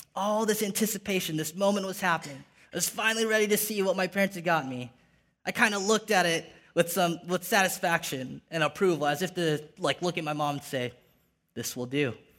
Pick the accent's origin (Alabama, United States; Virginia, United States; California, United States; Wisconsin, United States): California, United States; Ventura; moved away as an adult; now in San Jose, United States; Grew up in a little beach town called Ventura